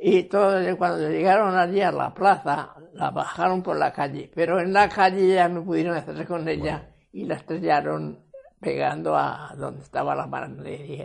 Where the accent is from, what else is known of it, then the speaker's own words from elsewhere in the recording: Cuenca, Castilla-La Mancha, Spain; En Saelides, Cuenca